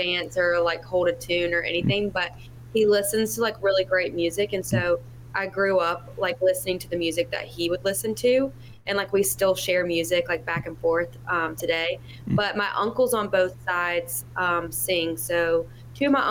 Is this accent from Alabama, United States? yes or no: yes; Tuscaloosa, Alabama, United States; moved away as an adult; now in Nashville, United States; I'm from Tuscaloosa, Alabama. I live in Nashville currently. I have for almost 5 years now.